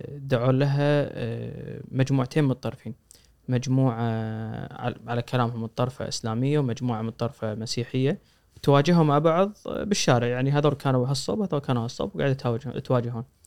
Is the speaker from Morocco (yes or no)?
no; Kuwait; احنا من الكويت